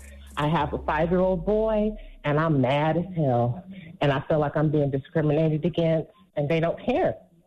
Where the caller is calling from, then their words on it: California, United States; I'm calling from Cali.